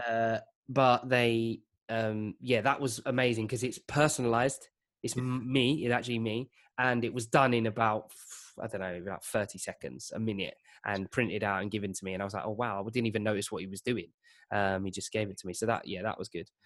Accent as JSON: {"language": "English", "area": "Essex, outskirts of East London", "region": "East of England", "country": "United Kingdom", "tie": "born or raised there", "said": "I grew up in East London. Well, um, on the outskirts, so Essex."}